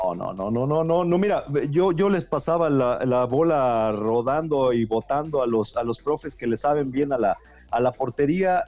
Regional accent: Mexico; como mexicano

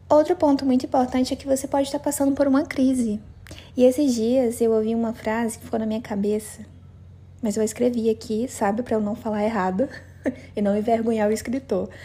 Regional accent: Cruzeiro do Sul, Acre, Brazil; moved away; eu cheguei de viagem aqui em Cruzeiro do Sul, na minha cidade natal

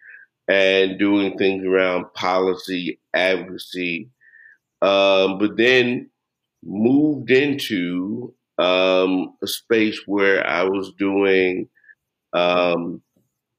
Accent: Jackson, Tennessee, United States; also born or lived in Egypt / China; now in Memphis, United States; I'm originally from Jackson, Tennessee

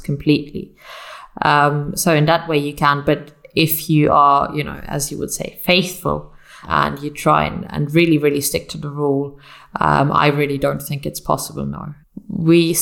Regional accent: Munich, Bavaria, Germany; I come from Munich, which some of your listeners may know because of the Oktoberfest

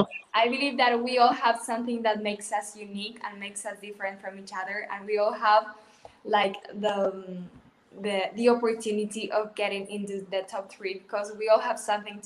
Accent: Córdoba, Argentina; English is a second language; from Argentina

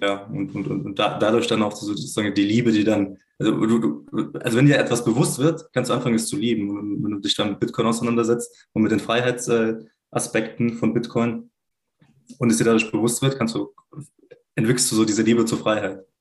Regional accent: Swabia, Germany; gebürtig äh, bin ich äh, Schwabe

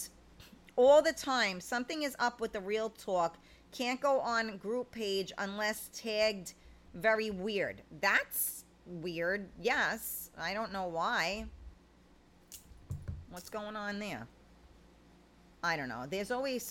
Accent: New York City, New York, United States; I grew up in the Bronx

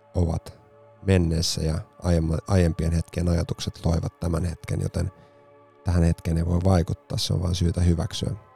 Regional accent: Helsinki, Uusimaa, Finland; herra, jonka patsas on Espalla kotikaupunkini paraatipaikalla

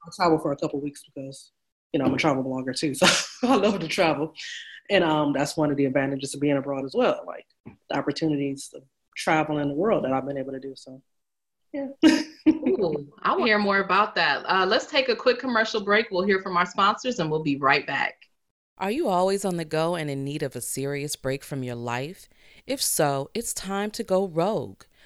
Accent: United States; moved away as an adult; I'm American

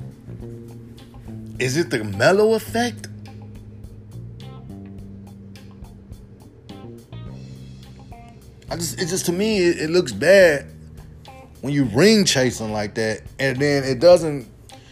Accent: Chicago, Illinois, United States; my hometown team, my Chicago Bears

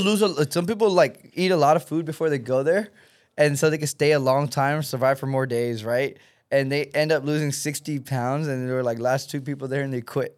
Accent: Texas, United States; now in California, United States; I come from Texas

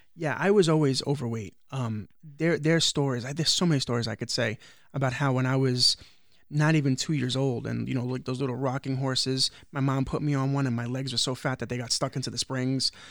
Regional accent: New York City, New York, United States; I grew up in the projects of Brooklyn, which I know you don't consider Brooklyn, but everybody knows that I come from Brooklyn, New York, which is Starrett City.

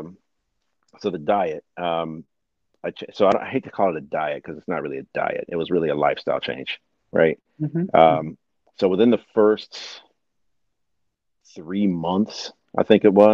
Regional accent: East Coast, United States; I'm from the East Coast

